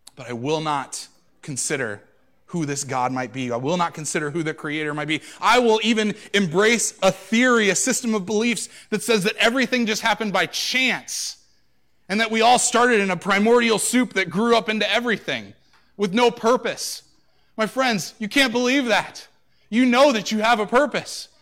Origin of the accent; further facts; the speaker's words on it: United States; I'm an American